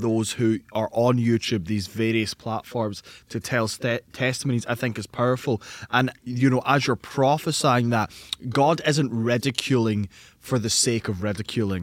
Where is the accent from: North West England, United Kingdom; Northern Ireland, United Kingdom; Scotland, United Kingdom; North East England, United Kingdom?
Scotland, United Kingdom; in Scotland, as a Scottish man